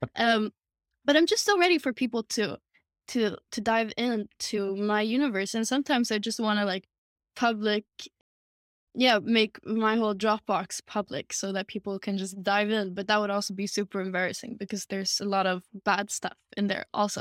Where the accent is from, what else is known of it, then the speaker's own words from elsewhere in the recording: Sweden; Sweden. I'm, uh, born and raised here, still living here